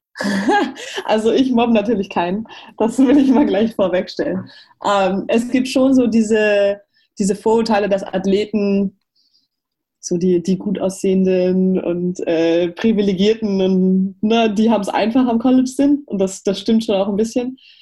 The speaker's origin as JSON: {"language": "German", "country": "Germany", "moved": "yes", "said": "Ich bin als Deutsche, die Ausländerin ist"}